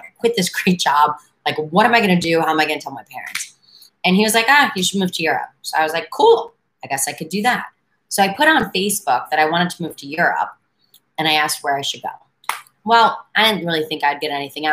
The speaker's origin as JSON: {"language": "English", "town": "New York City", "region": "New York", "country": "United States", "tie": "born or raised there", "also_born_or_lived": "Washington, D.C. area", "moved": "as an adult", "said": "I'm a native New Yorker, but I've lived in a ton of different places"}